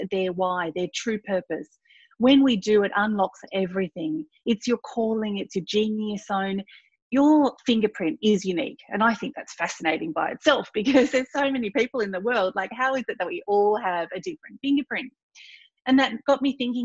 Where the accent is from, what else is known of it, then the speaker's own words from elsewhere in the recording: country Victoria, Australia; also born or lived in Thailand / Gippsland; I was born in Thailand. At the age of four, I moved to country Victoria and grew up on a farm